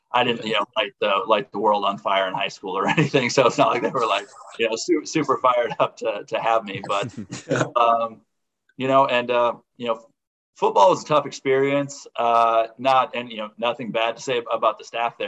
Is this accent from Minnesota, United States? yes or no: yes; Minnesota, United States; now in Jamestown, United States; I'm from Minnesota originally, and I was really excited to get back, you know, closer to where I can go hunt with my family.